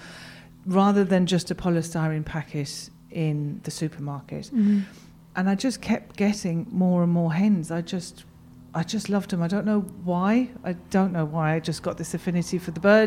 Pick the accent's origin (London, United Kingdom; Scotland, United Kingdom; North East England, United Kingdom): London, United Kingdom; moved away as an adult; now in West Cork, Ireland; I'm born and bred in London, it was very, very, very Irish